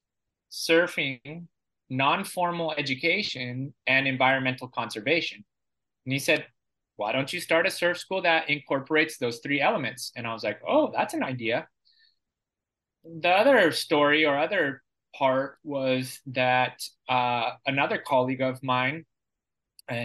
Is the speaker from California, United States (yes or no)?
yes; San Diego, California, United States; moved away as an adult; now in Costa Rica; I'm originally from San Diego, California